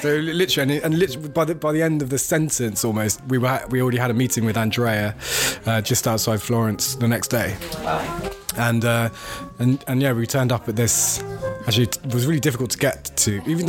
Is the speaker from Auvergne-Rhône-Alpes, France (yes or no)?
no; Paris, Île-de-France, France; moved away; I grew up in Paris